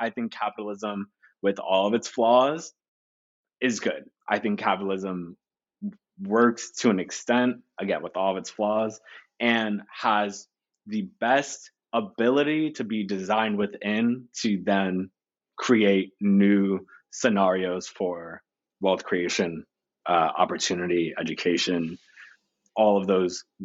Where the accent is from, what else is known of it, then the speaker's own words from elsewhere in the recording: the Poconos, Pennsylvania, United States; I grew up in the Poconos